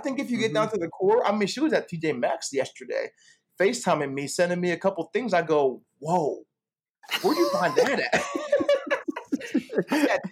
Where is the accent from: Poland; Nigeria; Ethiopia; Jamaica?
Nigeria; I'm a Nigerian